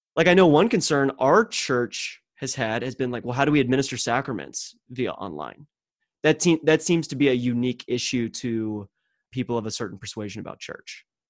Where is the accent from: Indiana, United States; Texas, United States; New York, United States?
Texas, United States; growing up in the Bible Belt of Texas